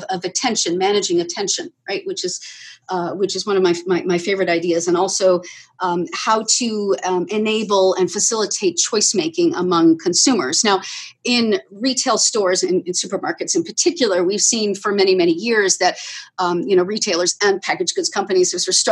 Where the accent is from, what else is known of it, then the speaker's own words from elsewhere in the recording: Aruba; moved away; I was born in Aruba and had a really story-like childhood there. I will say, growing up on a desert island is a lot of fun.